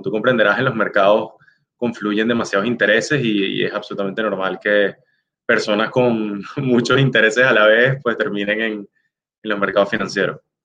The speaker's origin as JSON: {"language": "Spanish", "country": "Venezuela", "moved": "yes", "lives_now": "Chicago, United States", "said": "soy venezolano"}